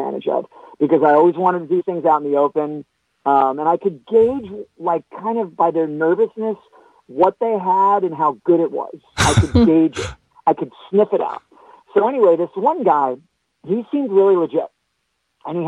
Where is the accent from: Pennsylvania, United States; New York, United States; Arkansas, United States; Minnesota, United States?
New York, United States; Suffolk County, Long Island; now in New York City, United States; I'm from Long Island. I'm from Suffolk County